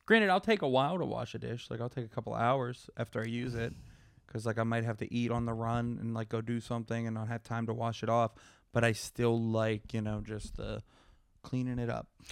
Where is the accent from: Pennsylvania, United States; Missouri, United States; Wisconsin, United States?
Pennsylvania, United States; Pittsburgh; Pittsburgh, my hometown